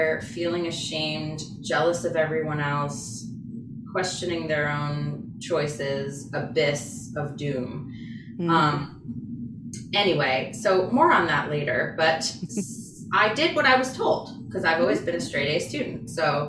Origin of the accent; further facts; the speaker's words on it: New York, United States; moved away as an adult; now in Boston, United States; I'm from New York